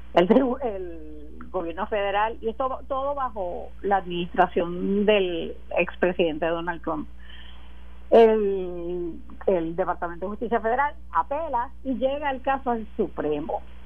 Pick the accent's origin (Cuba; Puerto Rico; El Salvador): Puerto Rico; como los puertorriqueños y puertorriqueñas que vivimos aquí